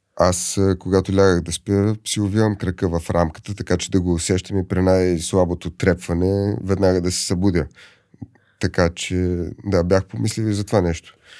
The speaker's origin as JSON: {"language": "Bulgarian", "town": "Pleven", "region": "Pleven Province", "country": "Bulgaria", "said": "Аз съм от Плевен."}